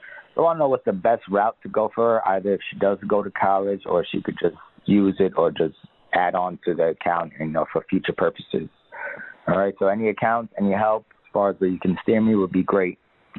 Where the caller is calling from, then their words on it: Long Island, New York, United States; I'm calling from Long Island, New York.